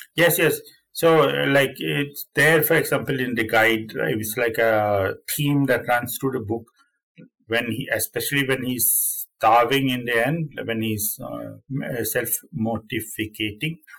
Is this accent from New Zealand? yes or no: no; Sweden; also born or lived in Finland; I'm Sweden from Sweden. I'm Swedish.